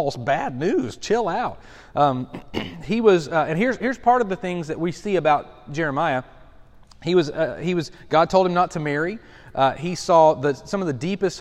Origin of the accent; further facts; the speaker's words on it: Lenoir City, Tennessee, United States; I consider Lenore City, Loudoun, my hometown